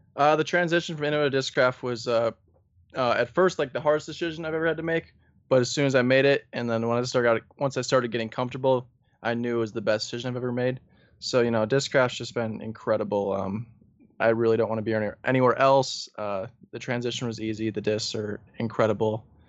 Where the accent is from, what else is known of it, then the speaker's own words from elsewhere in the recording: northern Wisconsin, United States; I'm from northern Wisconsin, there's not too many people up there